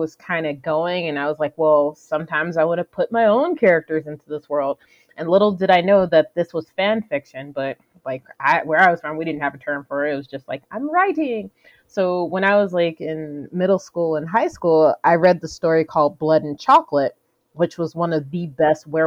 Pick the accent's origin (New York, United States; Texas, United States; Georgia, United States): Georgia, United States; Atlanta; moved away as an adult; also born or lived in Jersey City, New Jersey / Alabama / Florida; now in Canada; I was born in... Jersey City, New Jersey, and then we moved down to Atlanta